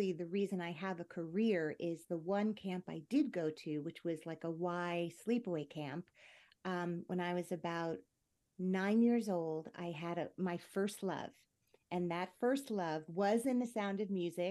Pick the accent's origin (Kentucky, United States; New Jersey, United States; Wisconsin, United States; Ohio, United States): New Jersey, United States; I grew up in New Jersey